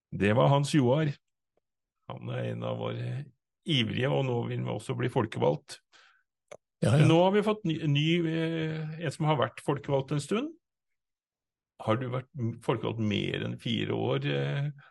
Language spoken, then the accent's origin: Norwegian; Innlandet, Norway; i Innlandet, der vi kommer fra